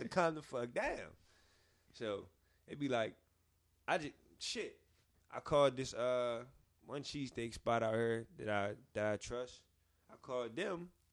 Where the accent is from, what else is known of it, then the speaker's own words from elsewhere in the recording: Philadelphia, Pennsylvania, United States; I'm from West Philly